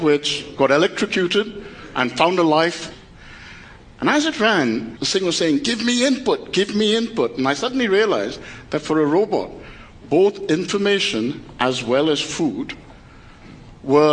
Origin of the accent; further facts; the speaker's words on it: Kolkata, West Bengal, India; I was born in Calcutta, a family where my father and his father before him were journalists.